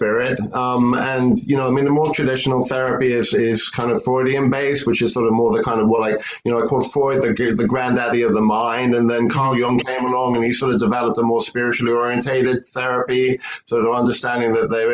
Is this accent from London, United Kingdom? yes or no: yes; London, United Kingdom; moved away as an adult; now in San Francisco, United States; back in England, where I grew up in London